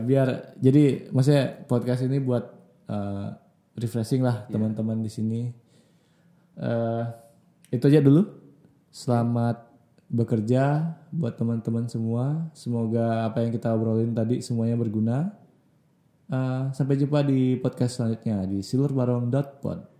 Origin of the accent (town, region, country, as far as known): Bali, Indonesia